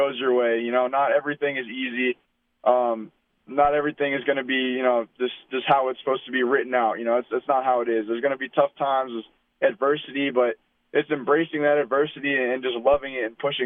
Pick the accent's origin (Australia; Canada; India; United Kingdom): Canada; Regina, Saskatchewan; I was growing up in Regina